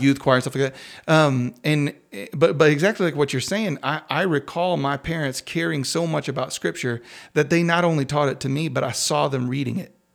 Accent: Crosbyton, Texas, United States; I grew up in the middle of nowhere on the other side of Crosbyton

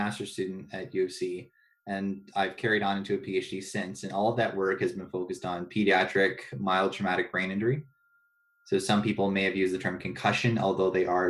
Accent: Ontario, Canada; No, I'm from Ontario.

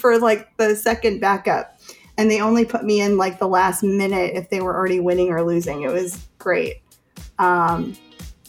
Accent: Chicago, Illinois, United States; I'm from Chicago

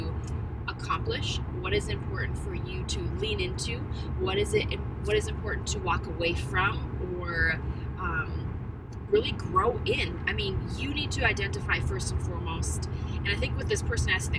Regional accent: North Dakota, United States; moved away; We are back in my home state.

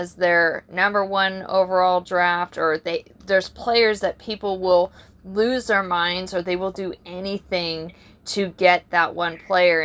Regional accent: San Diego, California, United States; we're from San Diego

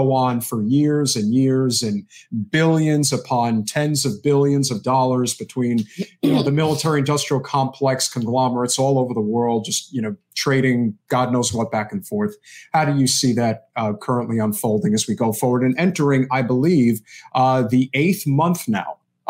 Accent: New Jersey, United States; I'm a little biased because I'm from New Jersey.

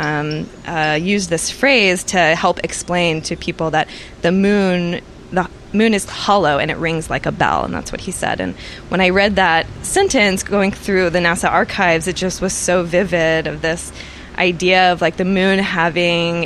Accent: Austin, Texas, United States; also born or lived in Llano, Texas; now in San Antonio, United States; I grew up in Austin, but I spent my summers in Llano, Texas

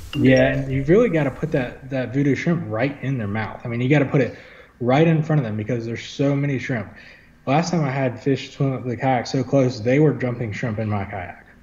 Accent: Wilmington, North Carolina, United States; I'm from Wilmington. Um, I mean, I grew up here. I was born here

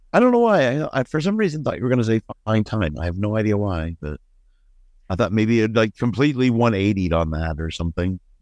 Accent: Northeastern Ohio, United States; growing up in Northeastern Ohio

